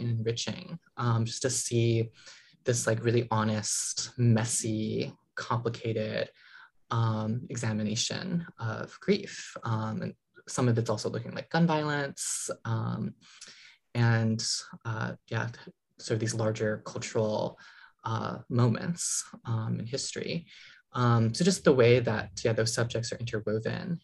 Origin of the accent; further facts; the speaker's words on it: New England, United States; growing up in, you know, New England